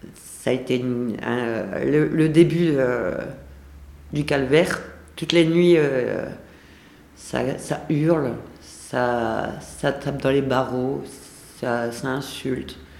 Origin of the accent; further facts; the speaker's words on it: the North, France; moved away as an adult; now in Lyon, France; je viens du Nord